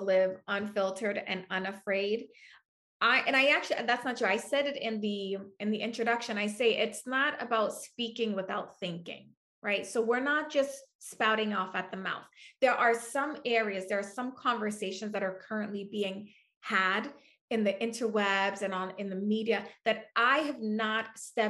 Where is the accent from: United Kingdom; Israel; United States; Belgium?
United States; New York City, New York; moved away; I'm from New York City. My family still lives there.